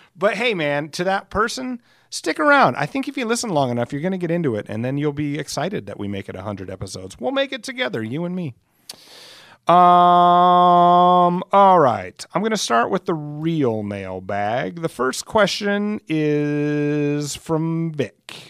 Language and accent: English; Alcester, South Dakota, United States; my hometown of Ellis, South Dakota